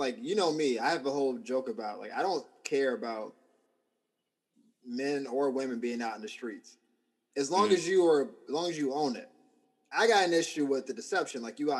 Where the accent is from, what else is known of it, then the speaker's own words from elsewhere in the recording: Cleveland, Ohio, United States; I'm from Cleveland, y'all.